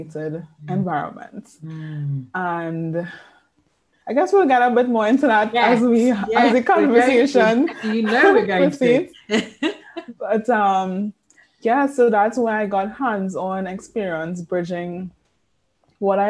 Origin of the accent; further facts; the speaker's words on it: Trinidad & Tobago; I am born and bred in Trinidad and Tobago. Spent all my life here in this slice of paradise.